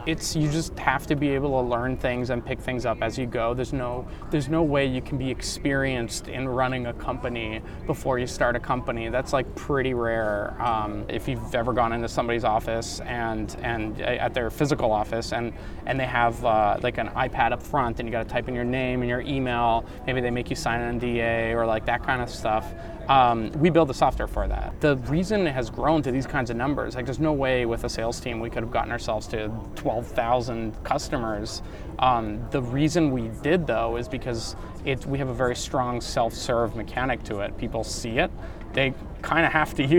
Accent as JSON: {"language": "English", "town": "Ottawa", "region": "Ontario", "country": "Canada", "tie": "born or raised there", "also_born_or_lived": "Romania / Germany", "said": "So when I was from 3 years old on in Ottawa, Canada, that's where I grew up."}